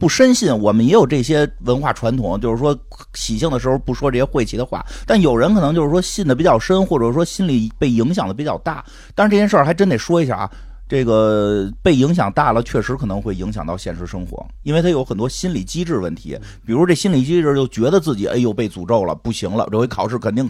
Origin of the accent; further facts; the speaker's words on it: China; 结果发现国家好像不不太考虑我转没转那条什么微博呀、微信呀，国家还是认为我是中国人的